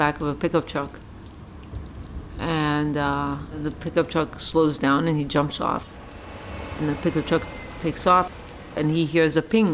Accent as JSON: {"language": "English", "town": "New York City", "region": "New York", "country": "United States", "tie": "born or raised there", "moved": "as an adult", "said": "I grew up in New York City."}